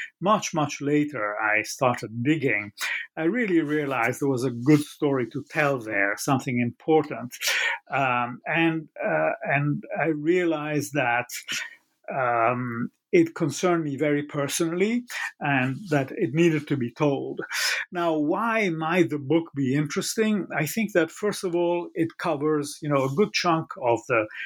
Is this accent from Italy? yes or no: yes; Italy; I grew up in Italy